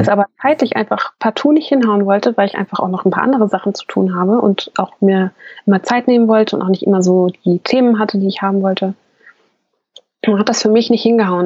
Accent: Hesse, Germany; Ich bin ja aus Hessen

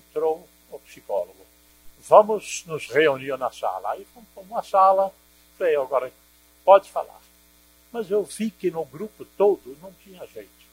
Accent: Netherlands; now in Brazil; eu sou holandês

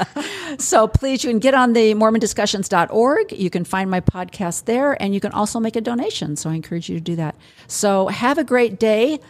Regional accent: Illinois, United States; growing up in Illinois

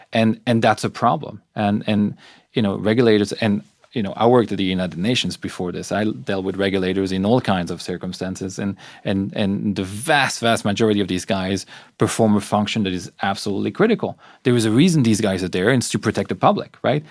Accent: Belgium; I'm from Belgium

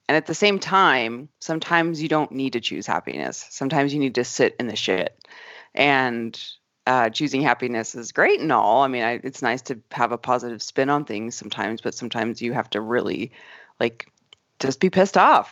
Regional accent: Arizona, United States; moved away; I grew up in Arizona

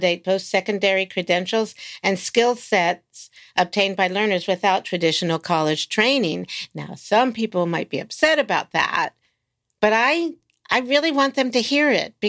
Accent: Silver Spring, Maryland, United States; also born or lived in Washington, D.C. / Bethesda, Maryland; now in California, United States; I was born in Washington, D.C. I grew up in Maryland in Silver Spring and Bethesda area and went to high school there

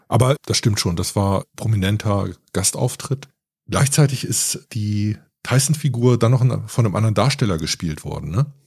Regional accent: Northern Germany, Germany; ich bin in Norddeutschland groß geworden

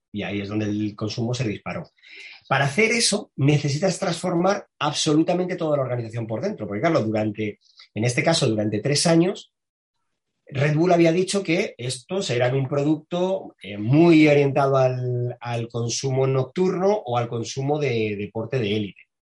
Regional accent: Madrid, Community of Madrid, Spain; Soy un chico de Carabanchel, que para el que no sepa qué es Carabanchel, pues es un barrio del extrarradio de Madrid

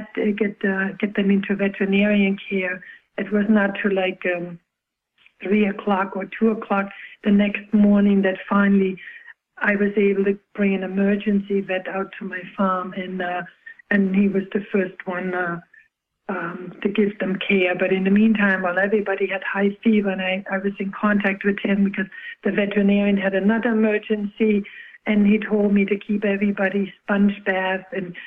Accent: Germany; now in United States; I myself, an immigrant from Germany

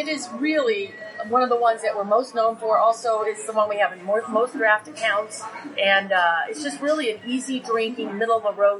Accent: Grand Lake, Colorado, United States; we grew up in Grand Lake

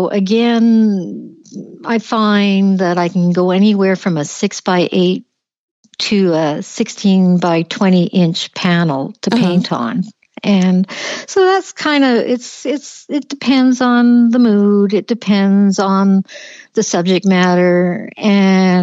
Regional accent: Canada; being typical Canadian

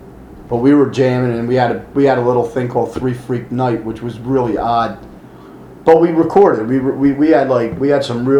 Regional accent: Minneapolis, Minnesota, United States; Oh, we're from Minneapolis, man. We know about Bob Backlund.

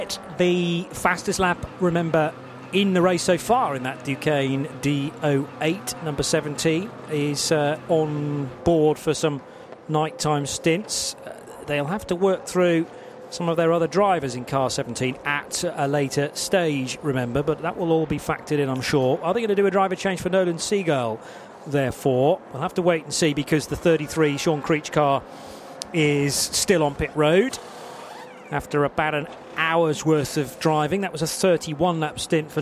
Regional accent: United Kingdom; being a Brit

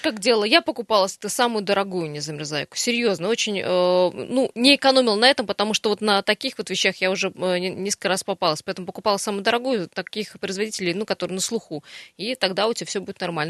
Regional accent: Siberia, Russia; мы сибиряки

